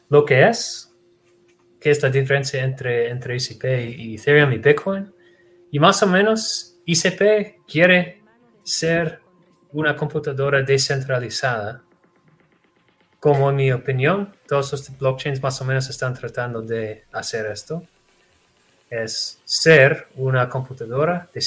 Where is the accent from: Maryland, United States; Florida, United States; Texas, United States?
Texas, United States; Sí, de los Estados Unidos, en Texas.